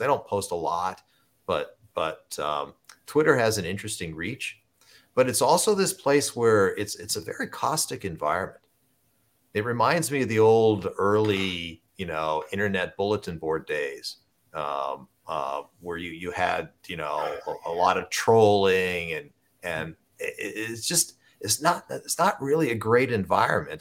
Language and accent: English; Southern Ohio, United States; I grew up in Southern Ohio